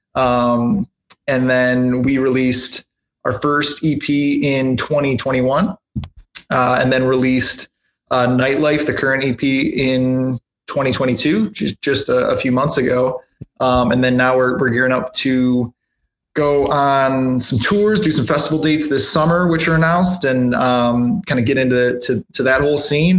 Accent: Michigan, United States; moved away as an adult; now in South Carolina, United States; I'm from Michigan originally.

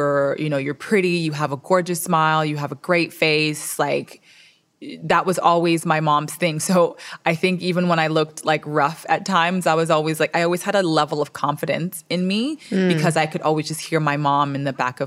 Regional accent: Miami, Florida, United States; also born or lived in Toronto, Canada; So I was born in Canada, in Toronto. Shout out to the six. And then at 5 years old, I moved to Dade County, Miami, Florida.

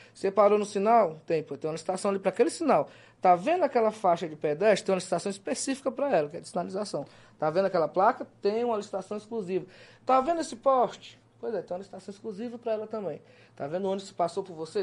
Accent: Teresina, Piauí, Brazil; also born or lived in Pará; Eu, com quatro meses de idade, nasci em Teresina, fui morar no Pará.

